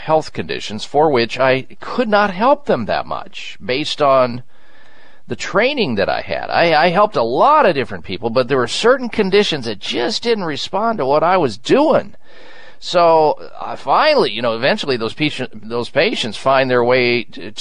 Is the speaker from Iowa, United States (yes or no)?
yes; Iowa, United States; moved away as an adult; That's the kind of environment that I was raised in the Midwest in Iowa